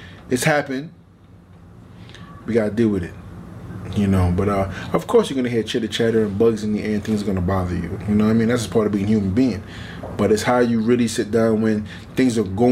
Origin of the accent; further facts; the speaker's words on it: New York, United States; To fight AJ and MSG in my hometown